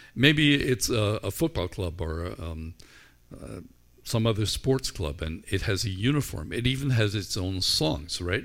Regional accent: Northern Ireland, United Kingdom; I grew up in Ireland where we were largely shaped by the culture of our school

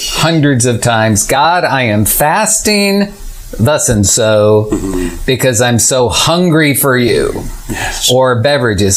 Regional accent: Illinois, United States; moved away as an adult; now in Tallahassee, United States; I moved from Illinois with my family, where I'd lived my whole life, moved to Tallahassee

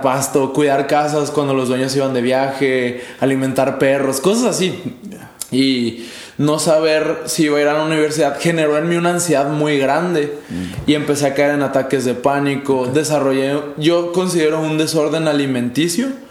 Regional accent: Mexico; now in El Paso, United States; como ciudadano mexicano

